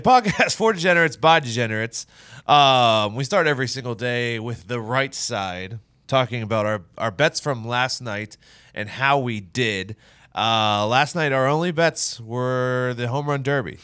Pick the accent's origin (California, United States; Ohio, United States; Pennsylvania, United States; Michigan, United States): Pennsylvania, United States; Pittsburgh; Growing up in Pittsburgh